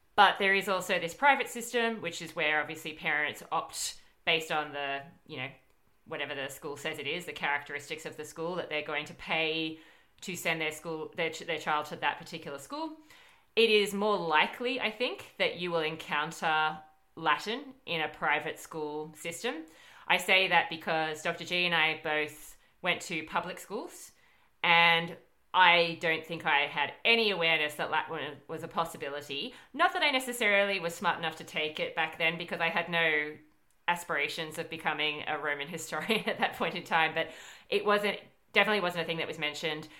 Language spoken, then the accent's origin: English; Australia; our universities